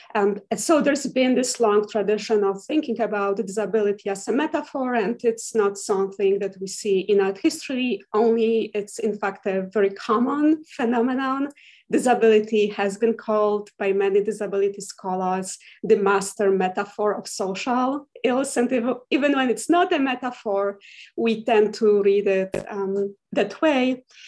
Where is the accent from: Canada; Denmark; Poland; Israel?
Poland; moved away as an adult; now in Huntsville, United States; I'm originally from Poland and I got my MA in art history at the University of Warsaw